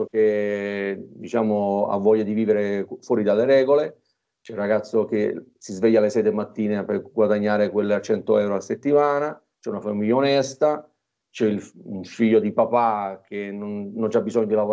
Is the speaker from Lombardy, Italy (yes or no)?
no; Torre del Greco, Campania, Italy; Io sono napoletano, nativo di Torre del Greco, una cittadina al centro del Golfo di Napoli, che abbiamo un panorama stupendo